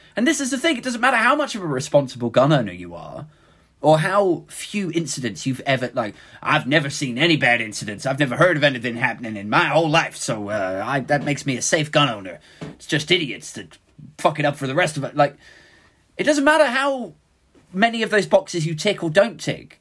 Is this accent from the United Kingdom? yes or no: yes; United Kingdom; speaking as a Brit